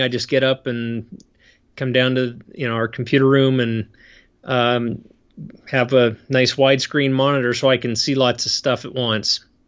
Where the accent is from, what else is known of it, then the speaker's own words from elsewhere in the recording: State College, Pennsylvania, United States; moved away as an adult; also born or lived in Idaho; now in Utah, United States; I grew up back east in Pennsylvania